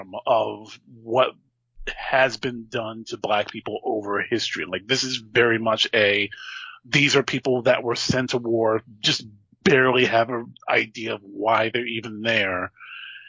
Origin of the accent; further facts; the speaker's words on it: New Jersey, United States; I grew up in Jersey